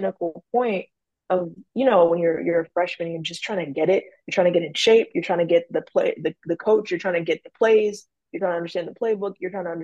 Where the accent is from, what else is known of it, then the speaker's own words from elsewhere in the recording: Maryland, United States; I'm from Maryland